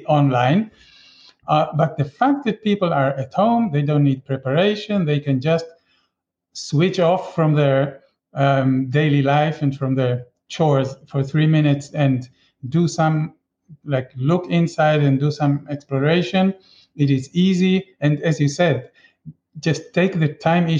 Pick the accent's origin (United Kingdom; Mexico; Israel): Israel; now in Chile; I grew up in Israel